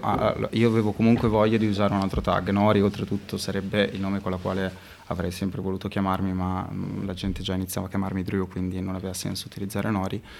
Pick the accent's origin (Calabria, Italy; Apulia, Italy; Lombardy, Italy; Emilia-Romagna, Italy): Emilia-Romagna, Italy; Modena; also born or lived in Florence; sono un ragazzo modenese